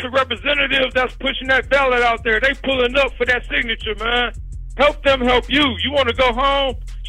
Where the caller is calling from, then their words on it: Michigan, United States; Yeah, man, I'm calling from Michigan, man. I'm calling from Michigan, way out in Michigan, man.